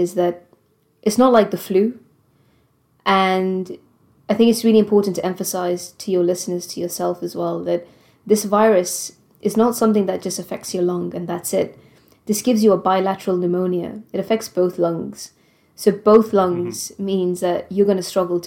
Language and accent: English; Gibraltar; moved away as an adult; also born or lived in Prague, Czech Republic; now in United Kingdom; originally I'm from Gibraltar. So I've never lived in the UK before